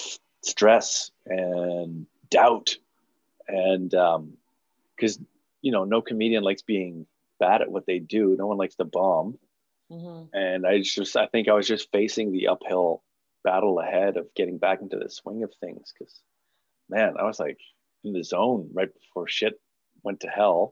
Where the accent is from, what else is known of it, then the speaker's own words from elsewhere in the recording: Montreal, Quebec, Canada; moved away as an adult; now in Toronto, Canada; I grew up in Montreal